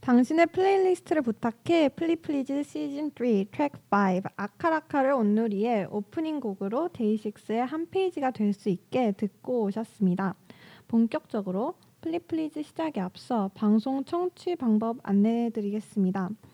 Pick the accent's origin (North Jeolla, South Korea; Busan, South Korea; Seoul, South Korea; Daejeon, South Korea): Daejeon, South Korea; moved away as an adult; 제 본가가 대전인데